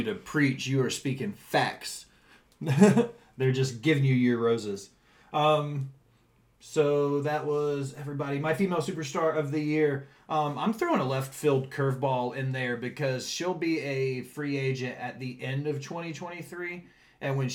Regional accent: Nashville, Tennessee, United States; I'm from Nashville

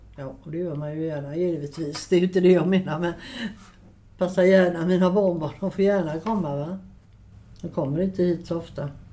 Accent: Gothenburg, Västra Götaland, Sweden; also born or lived in Biskopsgården, Gothenburg; Jag flyttade hit upp till eh, Biskopsgården 1959. Eh, jag är född i eh, Rambergsdagen på Gropegårdsgatan

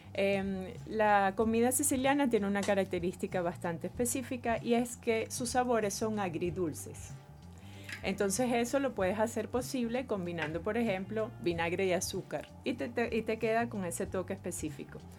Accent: Venezuela; venimos de una mamá venezolana, somos venezolanas, nacimos aquí

